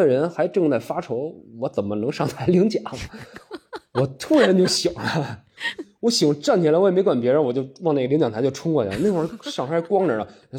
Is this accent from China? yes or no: yes; Miyun, Beijing, China; 我当然我最喜欢推荐的就是这个我们我的家乡啊密云区，就欢迎大家来这个密云区玩儿。